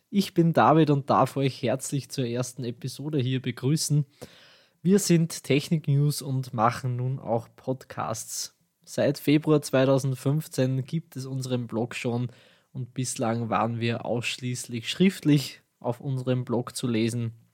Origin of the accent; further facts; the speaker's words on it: Austria; accent: Austrian; meinen österreichischen Dialekt werdet ihr vermutlich schon bald genauer kennenlernen.